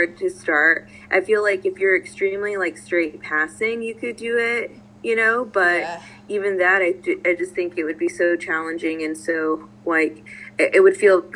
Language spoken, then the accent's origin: English; Texas, United States; I'm from Texas